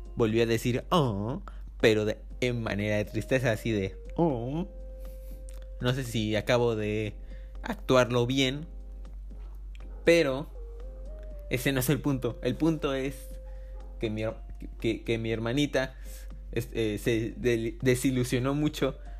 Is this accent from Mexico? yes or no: yes; Mexico; also born or lived in Córdoba, Veracruz; Soy mexicano.